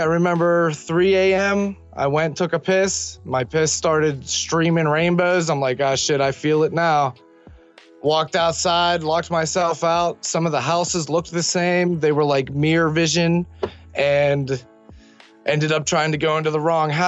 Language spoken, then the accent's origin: English; Millville, United States; my hometown of Millville